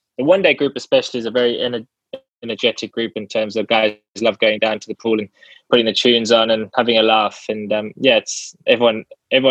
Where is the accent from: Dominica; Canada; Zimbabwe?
Zimbabwe; now in England; I was born in England and then moved over to Zimbabwe very young, and then lived out there for many years, and then obviously came back to England.